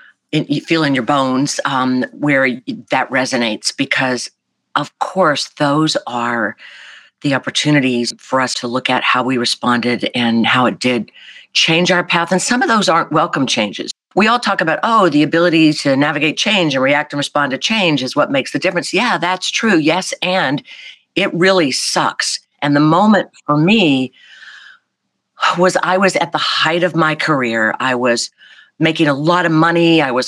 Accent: the South, United States; not just because I'm from the South, where that's kind of a easy quality to placate, you know, be nice.

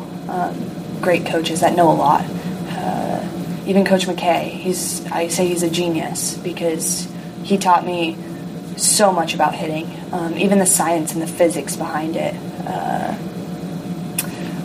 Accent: Rio Rancho, New Mexico, United States; So I grew up in New Mexico in a town called Rio Rancho

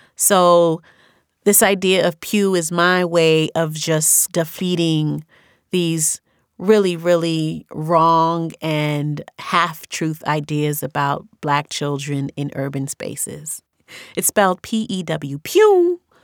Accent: New York City, New York, United States; accent: New York; also born or lived in Haiti; I grew up in New York, and this New York accent is very specific

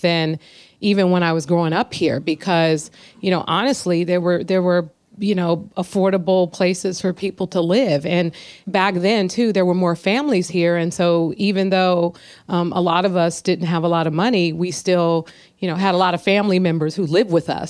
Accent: San Francisco, California, United States; growing up in San Francisco

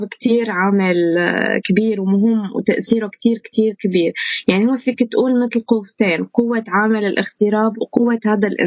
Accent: Syria; مثل وضعنا نحن كسوريين انتمائنا لسوريتنا

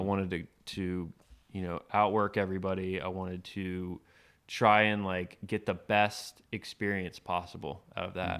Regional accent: Tarpon Springs, Florida, United States; I was born and raised in Tarpon Springs, Florida, on the west coast of Florida, just outside of Tampa

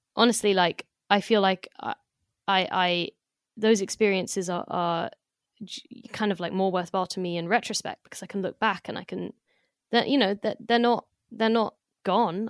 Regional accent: London, United Kingdom; also born or lived in France; as a Londoner

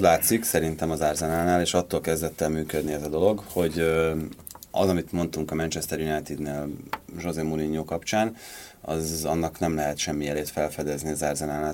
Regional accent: Hungary; magyarnak születtem

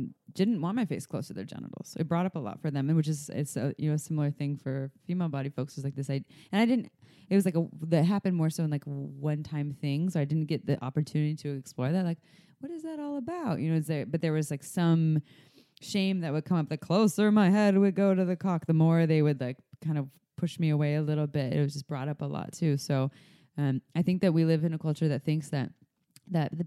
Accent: United States; I'm the American

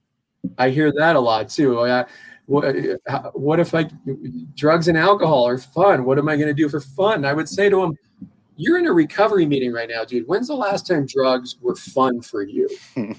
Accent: Longmont, Colorado, United States; I'm a native, you know, I grew up in Longmont

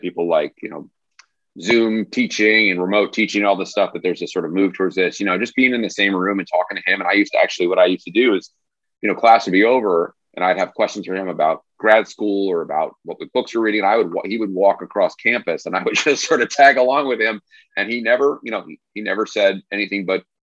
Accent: New York, New Jersey, Northeast, United States; moved away as an adult; also born or lived in Springfield, Missouri / Tennessee; now in Tulsa, United States; a kid growing up in New York, New Jersey

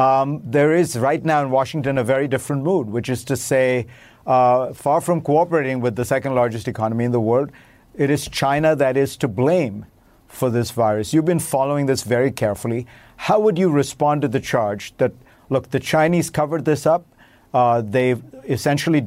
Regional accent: Mumbai, Maharashtra, India; moved away; I grew up in Bombay

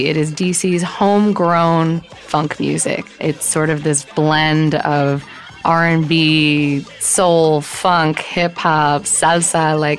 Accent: New York, United States; now in Washington, D.C., United States; I'm from New York

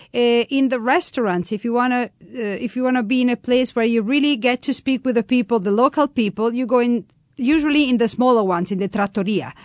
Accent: Florence, Tuscany, Italy; English is a second language; I was born in Tuscany, in Florence

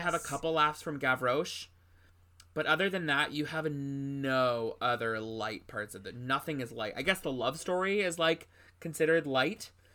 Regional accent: New England, United States; I was away from New England for a little while as a kid, and then when I came back to New England, I was too old.

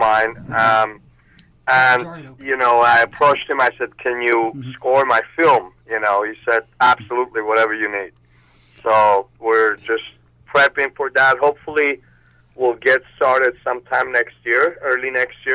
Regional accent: Armenia; English is a second language; also born or lived in Russia / Moscow; now in United States; I was born in Armenia. I lived there, and then I moved to Russia. And after Russia, I came to U.S.

